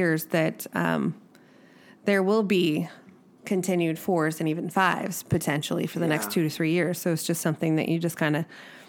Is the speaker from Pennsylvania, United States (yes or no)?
no; Arizona, United States; now in Ridgecrest, United States; I'm from Arizona? The earth doesn't shake there.